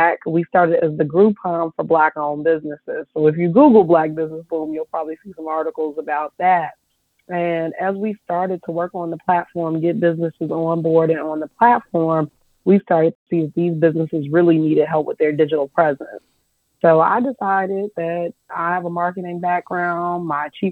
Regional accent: Chicago, Illinois, United States; now in Nashville, United States; I'm originally from Chicago

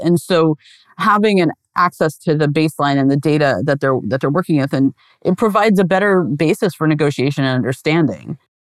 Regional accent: Pacific Northwest, United States; I grew up in the Pacific Northwest

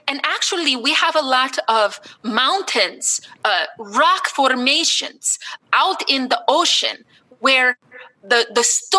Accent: Iceland; I am from Iceland.

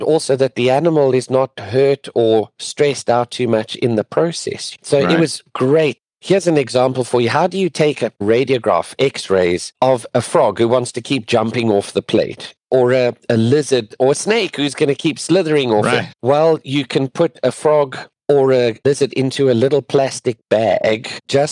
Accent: near Johannesburg, Gauteng, South Africa; moved away as an adult; also born or lived in Pretoria, South Africa / Durban, South Africa; now in Florida, United States; I'm actually from South Africa, born and raised just near Johannesburg

